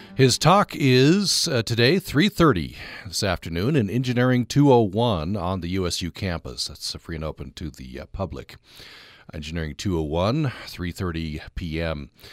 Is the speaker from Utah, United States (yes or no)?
yes; Vernal, Utah, United States; I grew up in Vernal, Uinta Basin